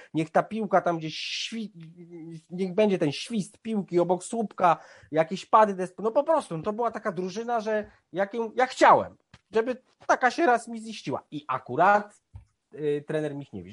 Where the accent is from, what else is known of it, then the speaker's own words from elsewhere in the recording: Bielsko-Biała, Silesian Voivodeship, Poland; moved away; do Bielska Białej, moje miasta, w którym się wychowywałem